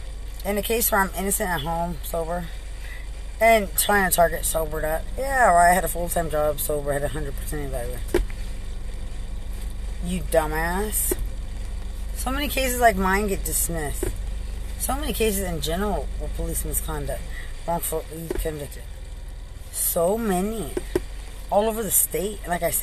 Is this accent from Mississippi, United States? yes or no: no; Lubbock, Texas, United States; I'm from Lubbock.